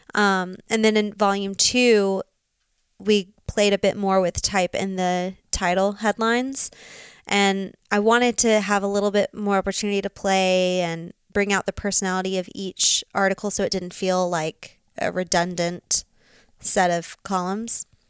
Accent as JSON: {"language": "English", "town": "Birmingham", "region": "Alabama", "country": "United States", "also_born_or_lived": "Auburn, Alabama / Dallas, Texas", "moved": "as an adult", "lives_now": "Montana, United States", "said": "Birmingham, Alabama."}